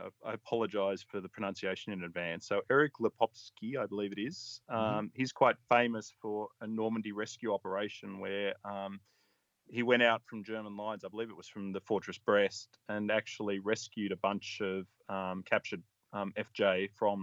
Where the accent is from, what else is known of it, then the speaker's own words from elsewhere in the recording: Australia; I'm an Australian